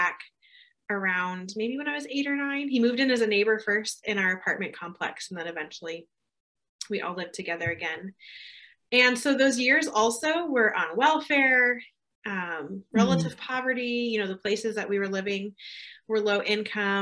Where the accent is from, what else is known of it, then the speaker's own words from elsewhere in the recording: Southern California, United States; moved away as an adult; also born or lived in Germany; now in California, United States; I was born in Southern California on a military base to young parents